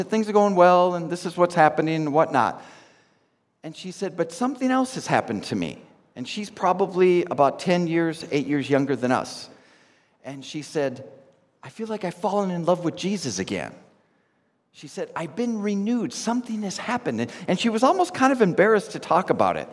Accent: Minnesota, United States; moved away; I'm from Minnesota in the States

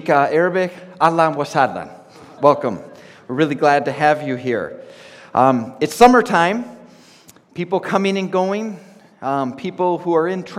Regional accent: Minnesota, United States; moved away; I'm from Minnesota in the States

